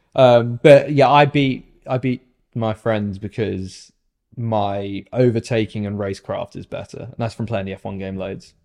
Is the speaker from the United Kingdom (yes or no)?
yes; United Kingdom; I'm British